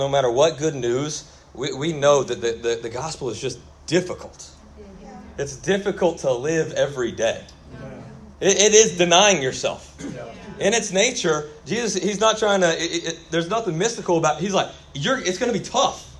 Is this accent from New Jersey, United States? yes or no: no; Kennesaw, Georgia, United States; also born or lived in Auburn; I'm actually from Kennesaw, so that's where I grew up.